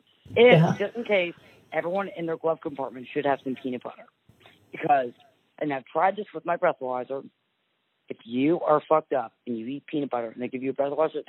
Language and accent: English; New Jersey, United States; because I'm like Italian, I'm from New Jersey